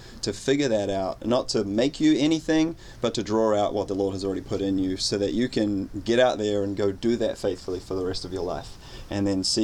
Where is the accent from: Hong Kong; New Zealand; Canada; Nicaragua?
New Zealand; moved away; I hail all the way from New Zealand, not to be confused with Australia